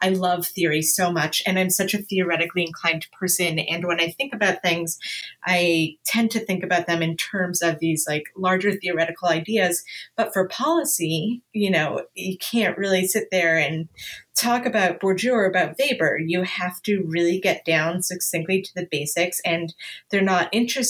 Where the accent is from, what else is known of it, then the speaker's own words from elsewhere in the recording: Canada; now in Los Angeles, United States; I'm Canadian, even though I live